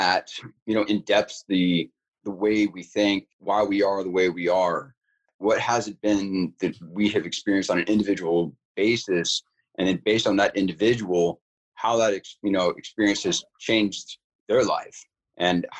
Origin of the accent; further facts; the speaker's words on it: California, United States; also born or lived in Bad Aibling, Germany; moved to California, back to California, because I was born in Germany, but moved back to California